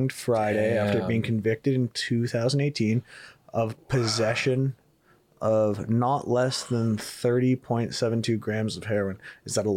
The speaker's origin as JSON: {"language": "English", "town": "Toronto", "region": "Ontario", "country": "Canada", "tie": "born or raised there", "moved": "yes", "lives_now": "Miami, United States", "said": "me growing up in a metropolis, you know, biggest city in Canada"}